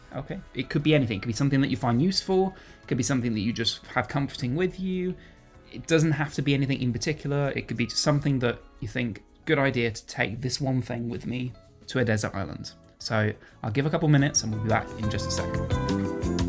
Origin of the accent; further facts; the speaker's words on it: United Kingdom; as a British person